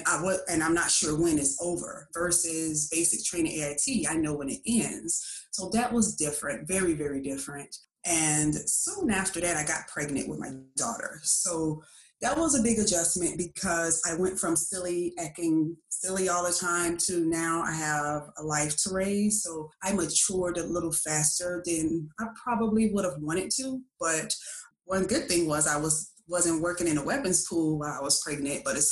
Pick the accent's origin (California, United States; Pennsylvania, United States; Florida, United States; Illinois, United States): Illinois, United States; Chicago; moved away as an adult; growing up in Chicago